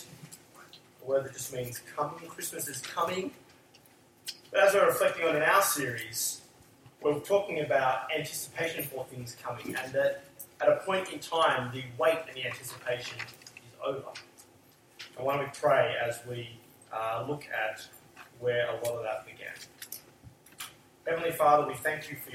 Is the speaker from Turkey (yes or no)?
no; Australia